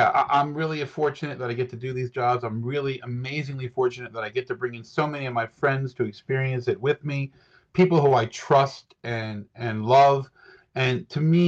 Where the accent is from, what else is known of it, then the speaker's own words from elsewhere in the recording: United States; as an American